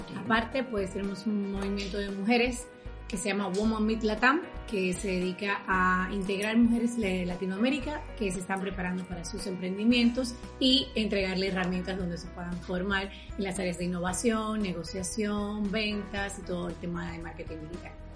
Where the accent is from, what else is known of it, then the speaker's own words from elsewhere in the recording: Dominican Republic; yo soy dominicana.